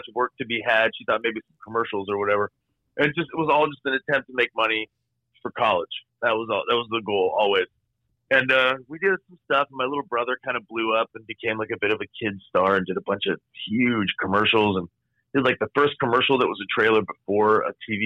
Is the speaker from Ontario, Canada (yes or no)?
yes; Toronto, Ontario, Canada; I am Canadian. I was born in Toronto, Ontario.